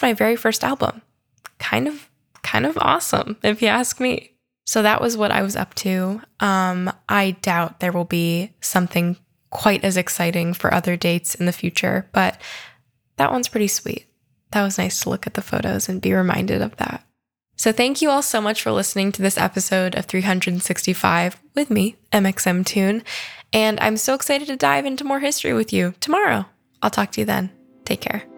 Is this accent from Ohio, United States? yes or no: no; California, United States; as a Californian